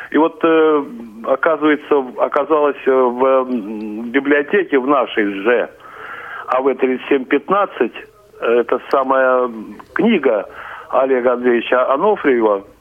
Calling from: Saint Petersburg, Russia; Добрый день. Я из Петербурга.

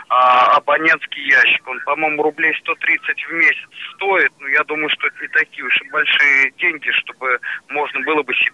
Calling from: Biysk, Altai Krai, Russia; Я звоню вам из Алтайского края, город Бийск, так называется наш

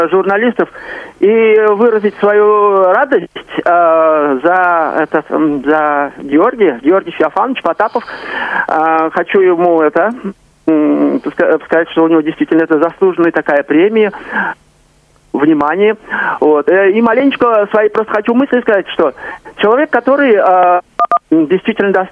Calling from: Kazan, Tatarstan, Russia; я из Казани.

